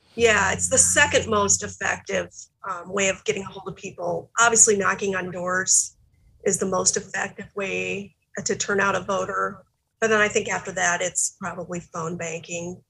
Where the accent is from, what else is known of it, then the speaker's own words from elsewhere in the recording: South Dakota, United States; we grew up in South Dakota which being a Democrat in South Dakota has always been really challenging